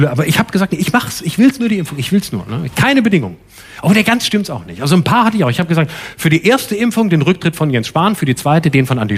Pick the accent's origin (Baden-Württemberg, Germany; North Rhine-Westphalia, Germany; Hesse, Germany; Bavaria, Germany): Baden-Württemberg, Germany; now in Berlin, Germany; ich wohne in Prenzlauer Berg, ich komme aus Baden-Württemberg, ich gebe es offen zu, auch wenn man es nicht hört, deswegen wohne ich da.